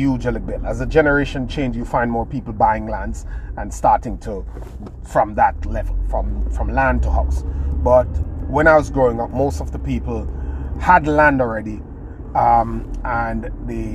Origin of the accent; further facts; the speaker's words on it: Jamaica; Where I come from in rural Jamaica, Caribbean, my hometown, it's a third world country